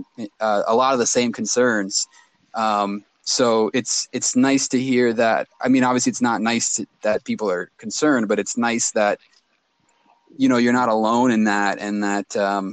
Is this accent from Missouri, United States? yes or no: no; Sacramento, California, United States; growing up in Sacramento